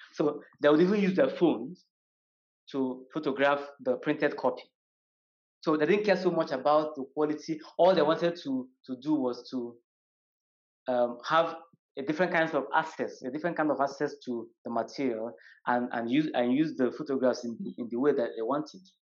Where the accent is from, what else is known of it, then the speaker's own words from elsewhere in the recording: Nigeria; I am from Nigeria